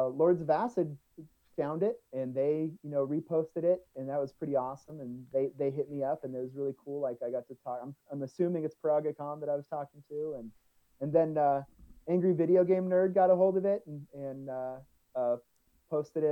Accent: Southern California, United States; We're both from SoCal

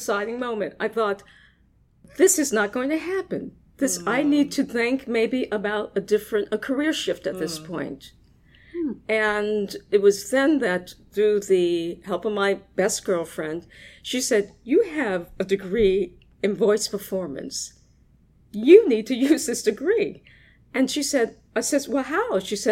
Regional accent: Washington, District of Columbia, United States; I'm originally from Washington, D.C.

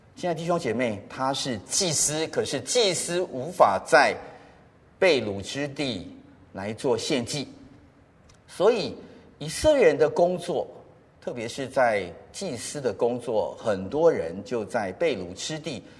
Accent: Taipei, Taiwan; also born or lived in United States; 小学的时候住在石牌

